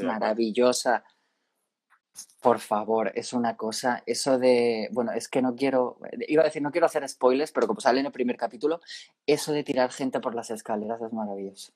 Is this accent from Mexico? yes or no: no; Spain; De mi tierra